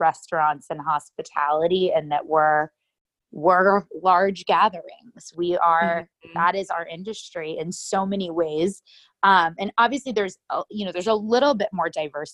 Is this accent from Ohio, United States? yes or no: no; New York City, New York, United States; I'm a violinist from New York City.